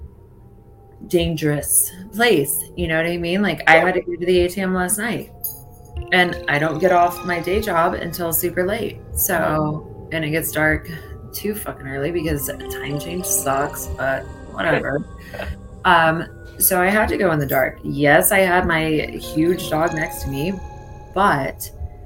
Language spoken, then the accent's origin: English; Texas, United States; I'm from Texas